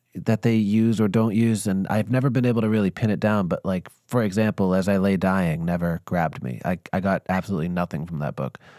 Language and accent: English; Northeast, United States; me being born and raised in the Northeast